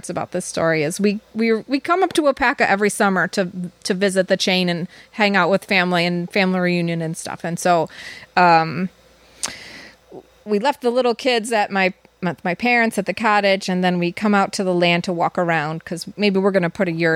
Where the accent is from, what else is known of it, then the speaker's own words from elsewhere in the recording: Downers Grove, Illinois, United States; moved away as an adult; also born or lived in Ashland, Wisconsin; I came from Downers Grove, Illinois, which is a suburb of Chicago.